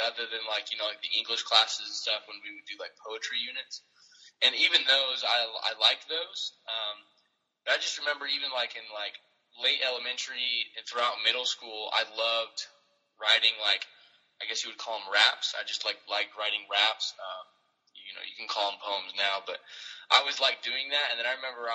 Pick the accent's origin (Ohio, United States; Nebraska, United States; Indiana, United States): Indiana, United States; performing more often, at local churches and stuff, or camps and things like that in my hometown in Indiana